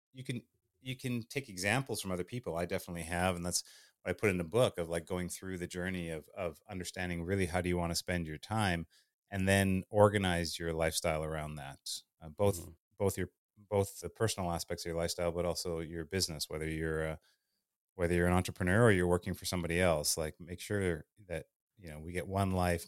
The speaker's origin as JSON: {"language": "English", "town": "Winnipeg", "region": "Manitoba", "country": "Canada", "tie": "born or raised there", "also_born_or_lived": "Thunder Bay, Ontario", "said": "I'm Canadian. I uh, I was born in Thunder Bay, Ontario, but grew up in Winnipeg."}